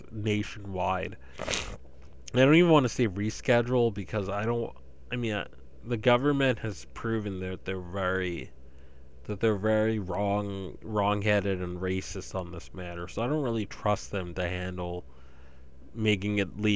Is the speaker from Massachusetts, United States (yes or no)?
yes; eastern Massachusetts, United States; I grew up in eastern Massachusetts